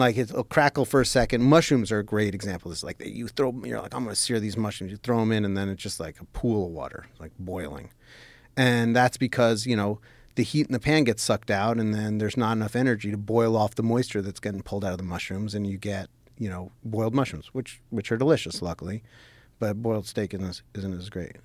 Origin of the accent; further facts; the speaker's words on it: New York City, New York, United States; moved away as an adult; also born or lived in New Jersey; now in Los Angeles, United States; So I grew up in New York City.